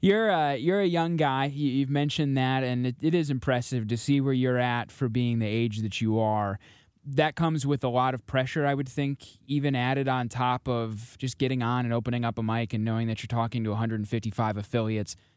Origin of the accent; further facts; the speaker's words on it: St. Louis, Missouri, United States; I grew up in Saint Louis